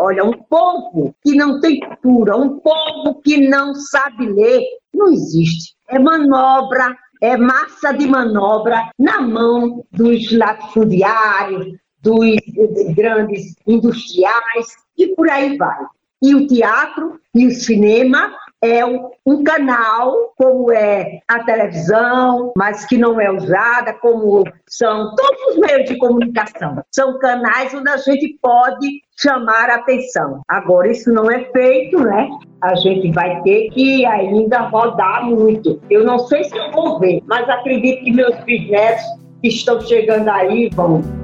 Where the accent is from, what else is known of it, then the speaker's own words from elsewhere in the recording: São Miguel de Taipu / Pilar area, Paraíba, Brazil; moved away; Nasci em uma fazenda ali que era município de, de Juripiranga, aí depois passou para Pilar. Toda a minha infância foi ali